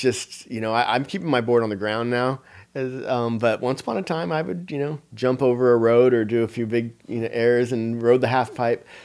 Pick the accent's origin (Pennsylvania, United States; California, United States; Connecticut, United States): California, United States; near Encinitas; close to my hometown in the Barnes and Noble in Encinitas, California